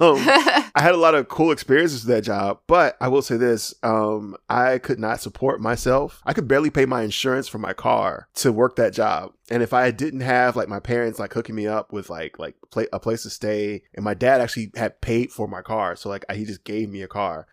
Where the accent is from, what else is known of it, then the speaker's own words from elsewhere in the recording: Alabama, United States; I'm from Alabama